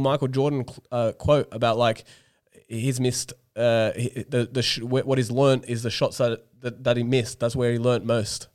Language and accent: English; Australia; moved away; as an Australian teacher